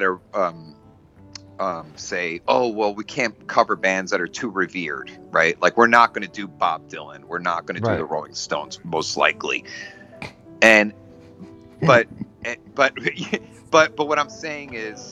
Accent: Galicia, Spain; I'm from Galicia, from the southernmost, from Spain, the northwest corner of Spain

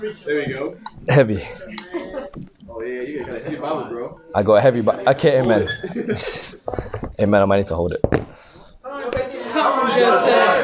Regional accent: London, United Kingdom; moved away as an adult; now in Birmingham, United Kingdom; Originally growing up in London. Yes. Yes. In West London. Yes. Right? So I grew up there for 21 years of my life

